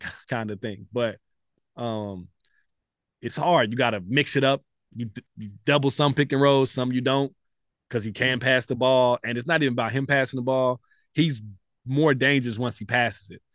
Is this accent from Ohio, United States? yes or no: no; Dallas, Texas, United States; I'm a kid from Southeast Dallas